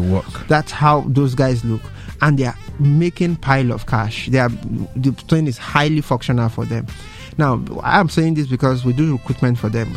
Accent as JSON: {"language": "English", "country": "Nigeria", "said": "as a Nigerian"}